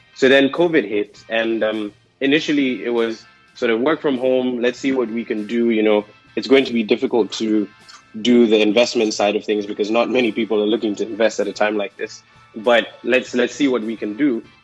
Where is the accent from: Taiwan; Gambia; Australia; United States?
Gambia; now in Accra, Ghana; I'm from the Gambia